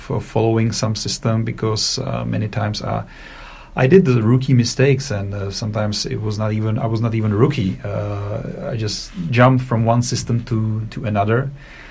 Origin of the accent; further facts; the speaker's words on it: Czechia; I'm from Czech Republic. I live in Prague